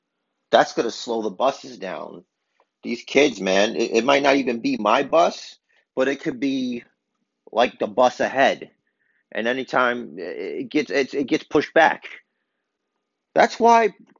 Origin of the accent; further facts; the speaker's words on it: New York City, New York, United States; I'm from Brooklyn